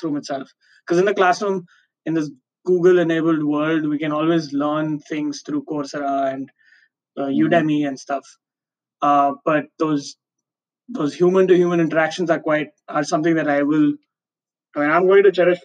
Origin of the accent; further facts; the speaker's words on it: Mumbai, Maharashtra, India; moved away as an adult; growing up in Bombay, I was like, I want to move to a bigger city